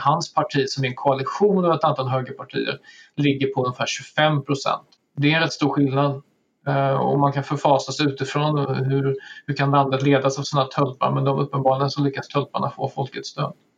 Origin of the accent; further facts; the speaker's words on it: Sweden; som, som svensk